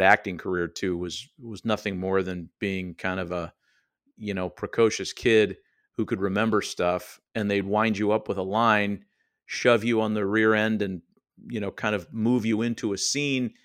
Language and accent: English; Oakland, California, United States; I was just a Yahoo kid growing up in Oakland, California, in the East Bay